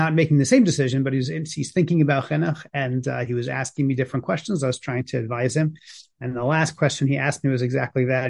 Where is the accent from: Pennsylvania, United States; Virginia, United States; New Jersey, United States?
New Jersey, United States; I grew up in New Jersey, going to Jewish day schools